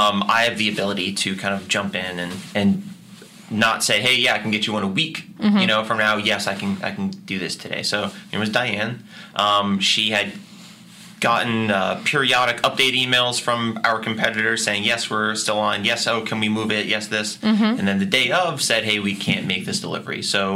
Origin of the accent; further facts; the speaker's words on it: Grafton, Massachusetts, United States; So I grew up in Grafton. I've always been kind of a part of this Worcester community. I live in Worcester now. I have for the last 6 years.